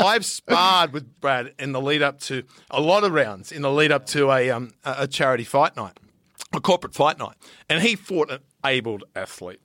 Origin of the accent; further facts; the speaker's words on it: Riverina, New South Wales, Australia; moved away; also born or lived in Central Coast, New South Wales; I'm from the Riverina.